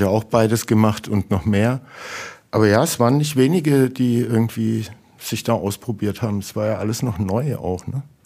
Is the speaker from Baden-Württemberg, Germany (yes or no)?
yes; Heilbronn, Baden-Württemberg, Germany; wir sind aus Heilbronn